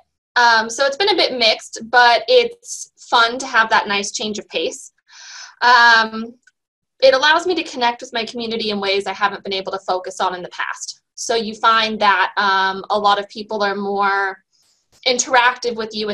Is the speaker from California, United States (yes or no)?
yes; Sonoma County, California, United States; I was born in Southern California, but moved here almost immediately, and I've been here all my life, all over the county, Santa Rosa, Petaluma, Cotati